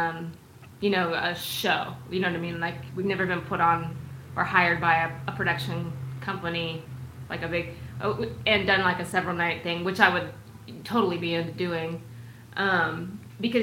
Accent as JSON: {"language": "English", "town": "Seattle", "region": "Washington", "country": "United States", "moved": "as an adult", "lives_now": "Austin, United States", "said": "I'm from Seattle area."}